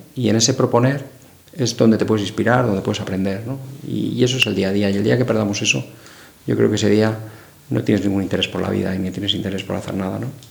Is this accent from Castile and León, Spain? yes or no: no; Madrid, Community of Madrid, Spain; moved away as an adult; yo me fui fuera de Madrid a estudiar